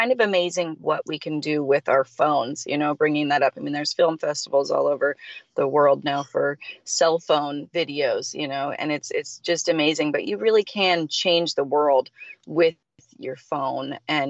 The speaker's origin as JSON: {"language": "English", "town": "Salt Lake City", "region": "Utah", "country": "United States", "also_born_or_lived": "Santa Monica, California", "moved": "as an adult", "lives_now": "Santa Barbara, United States", "said": "I lived in Santa Monica, California, which is in LA. And I'm originally from Salt Lake City, Utah. I moved to LA when I was about 23."}